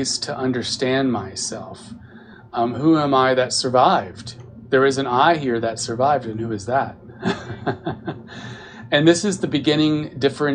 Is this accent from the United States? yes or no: yes; Texas, United States; Who am I, a Texan?